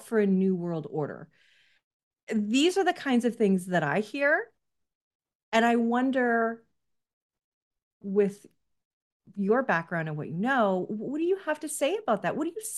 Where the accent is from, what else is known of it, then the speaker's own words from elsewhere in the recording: Canada; which I'm a Canadian, so I do love that too.